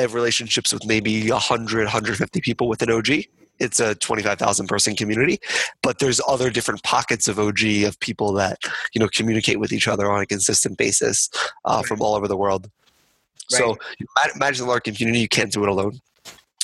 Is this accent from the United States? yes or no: yes; Philadelphia, Pennsylvania, United States; I'm from Philadelphia